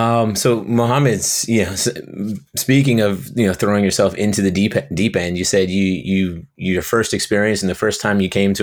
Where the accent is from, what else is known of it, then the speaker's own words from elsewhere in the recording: Brielle, New Jersey, United States; Didn't really have much choice growing up in Brielle.